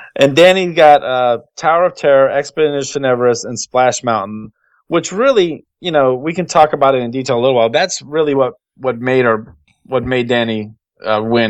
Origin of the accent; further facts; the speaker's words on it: Texas, United States; I'm from Texas, so I'm not used to this kind of cold.